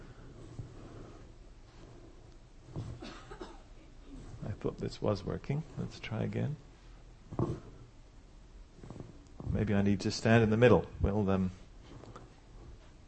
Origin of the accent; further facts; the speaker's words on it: England, United Kingdom; moved away as an adult; also born or lived in Switzerland / St. Louis, United States; now in United States; I'm from England, as you can still tell, just about.